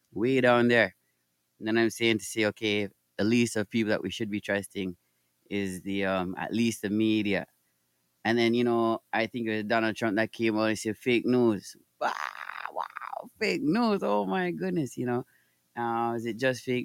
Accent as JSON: {"language": "English", "town": "Toronto", "region": "Ontario", "country": "Canada", "said": "I'm from Toronto, Canada."}